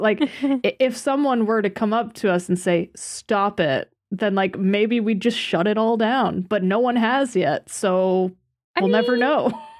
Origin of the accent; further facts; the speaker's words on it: United States; me, an American